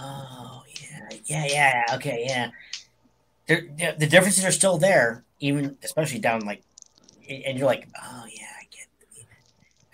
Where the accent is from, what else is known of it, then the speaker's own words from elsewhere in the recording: Pittsburgh, Pennsylvania, United States; I am from Pittsburgh, the actual Western Pennsylvania